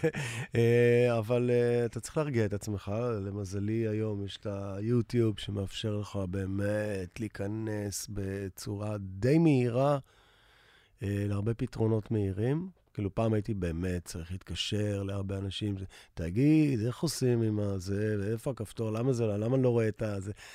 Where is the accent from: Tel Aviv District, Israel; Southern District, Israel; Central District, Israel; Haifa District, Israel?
Tel Aviv District, Israel; Tel Aviv; also born or lived in New York; אני תל אביבי כל חיי, למעט איזה שנתיים בניו יורק